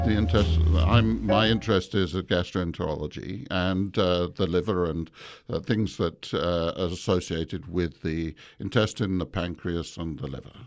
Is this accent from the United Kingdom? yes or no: yes; England, United Kingdom; moved away; also born or lived in Malaysia; I grew up in England, but I was born in Malaysia